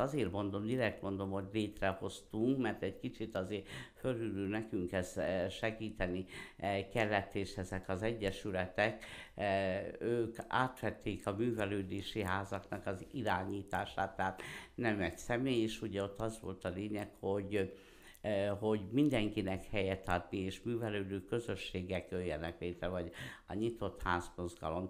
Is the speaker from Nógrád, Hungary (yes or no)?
yes; Szirák, Nógrád, Hungary; also born or lived in Veszprém / Debrecen; én Szereden születtem, eh, ma is ott élek